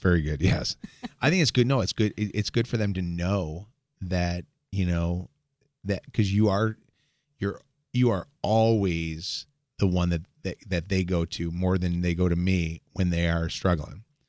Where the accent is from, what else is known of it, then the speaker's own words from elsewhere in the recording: Chicago, Illinois, United States; now in Detroit, United States; I grew up in Chicago and I, you know, was raised there